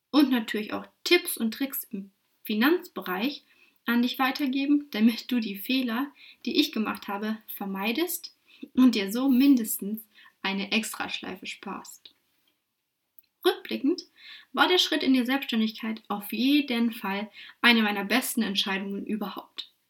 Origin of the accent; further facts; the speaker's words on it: Lutherstadt Wittenberg, Saxony-Anhalt, Germany; now in Dresden, Germany; 28 Jahre jung, geboren und aufgewachsen in Lutherstadt-Wittenberg in Sachsen-Anhalt. Aber seit 2013 darf ich mich nun offiziell Dresdnerin nennen.